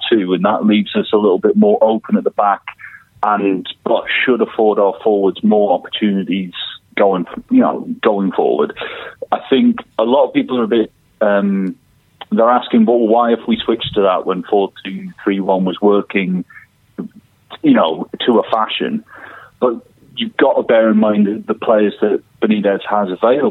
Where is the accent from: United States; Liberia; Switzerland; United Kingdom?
United Kingdom; Seaton Sluice, North East England; growing up in the Northeast